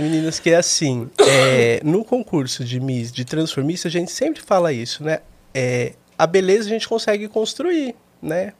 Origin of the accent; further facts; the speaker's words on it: São Paulo, Brazil; de São Paulo, nascido e criado aqui